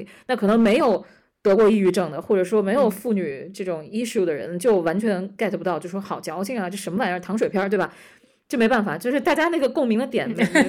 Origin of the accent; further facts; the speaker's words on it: China; 就是作为中国人，你肯定你肯定知道那段那段历史很痛啊，你知道你的父亲母亲很苦过